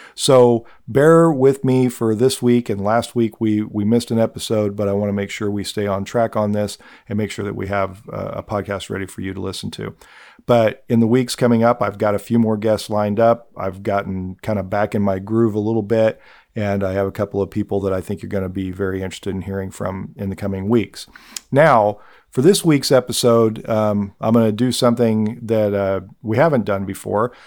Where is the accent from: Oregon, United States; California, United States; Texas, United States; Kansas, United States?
Kansas, United States; Nickerson; my hometown of Nickerson